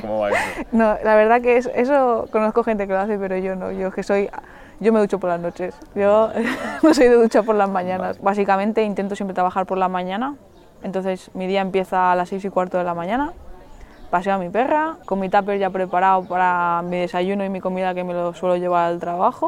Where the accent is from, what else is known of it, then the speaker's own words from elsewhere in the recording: Mallorca, Balearic Islands, Spain; tengo 27 años, soy de Mallorca.